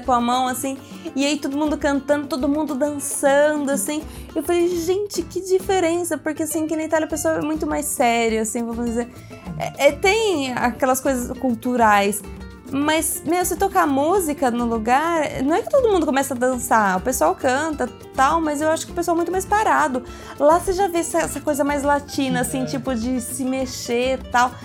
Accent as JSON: {"language": "Portuguese", "country": "Brazil", "moved": "yes", "lives_now": "Italy", "said": "a gente é brasileiro"}